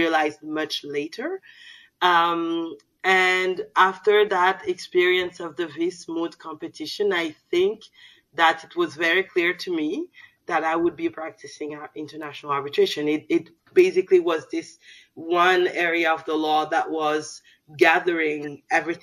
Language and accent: English; France; first language Soninke; English is a second language; also born or lived in San Francisco, California; So I'm a Malian French. I'm from traditional, I would say, Malian family. I grew up in France.